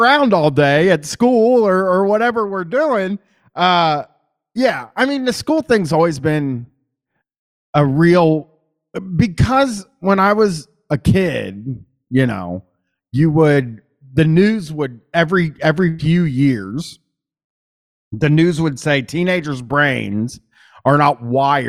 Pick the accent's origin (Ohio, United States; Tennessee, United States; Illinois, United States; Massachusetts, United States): Ohio, United States; Columbus; accent: Midwestern; I'm from Columbus